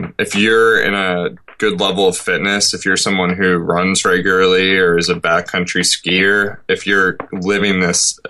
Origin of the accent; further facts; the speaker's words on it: rural Vermont, United States; I grew up in rural Vermont, and I just had unlimited time when I was younger to play outside